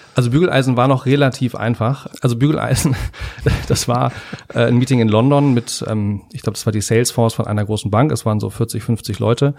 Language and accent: German; Hamburg, Germany; also born or lived in Henstedt-Ulzburg; now in Berlin, Germany; also ich bin geboren in, äh, in Hamburg in Hennstedt-Ulzburg genau genommen. Das ist ja nicht ganz Hamburg, aber bin dann aufgewachsen in Hamburg